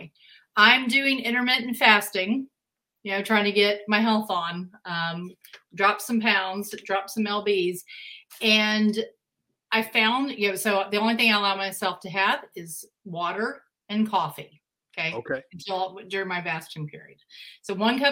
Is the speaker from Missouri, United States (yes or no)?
no; Texas, United States; I'm from Texas